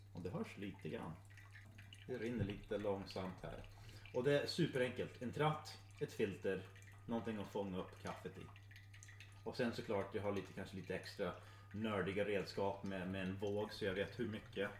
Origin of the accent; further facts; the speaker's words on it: Michigan, United States; Swedish is a second language; moved away as an adult; also born or lived in Östersund, Sweden / Uppsala, Sweden; now in Sweden; jag föddes i USA. Jo, det. Eh, och eh, väldigt nära Kanada ändå